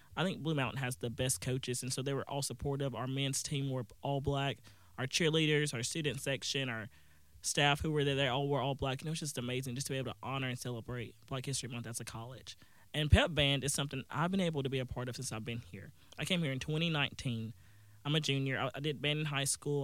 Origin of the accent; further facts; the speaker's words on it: Booneville, Mississippi, United States; I'm from Boonville, Mississippi, that's where Northeast Mississippi Community College is.